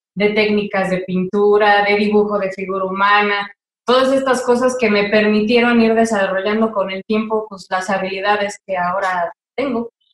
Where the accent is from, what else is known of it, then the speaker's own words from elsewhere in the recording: Toluca, State of Mexico, Mexico; moved away as an adult; vivir fuera de mi ciudad natal